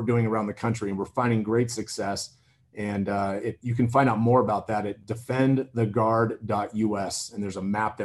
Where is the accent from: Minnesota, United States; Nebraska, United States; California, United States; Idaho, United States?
Idaho, United States; I come from Idaho